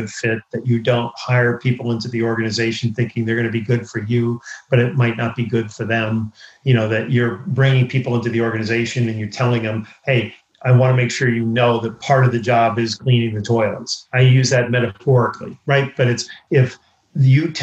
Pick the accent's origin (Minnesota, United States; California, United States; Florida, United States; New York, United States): New York, United States; I grew up in New York.